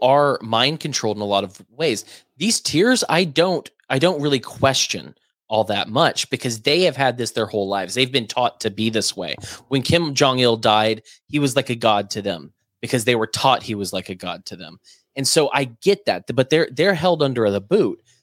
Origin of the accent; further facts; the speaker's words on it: United States; I'm an American